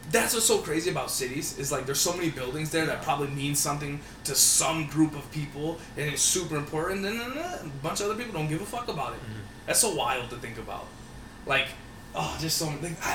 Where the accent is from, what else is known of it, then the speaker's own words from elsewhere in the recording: Wareham, Massachusetts, United States; moved away; Wareham is the town that I'm from